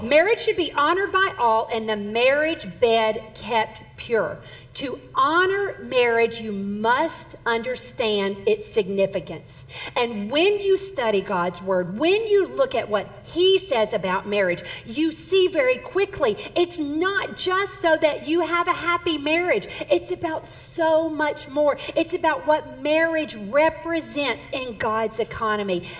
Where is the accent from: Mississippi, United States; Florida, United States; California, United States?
Mississippi, United States; Southern; born or raised there; now in Texas, United States